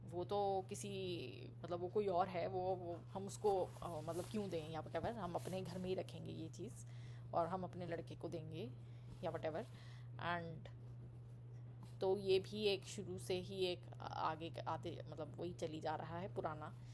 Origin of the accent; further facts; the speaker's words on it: Delhi, India; मैं ऑब्वियसली मैं दिल्ली से हूँ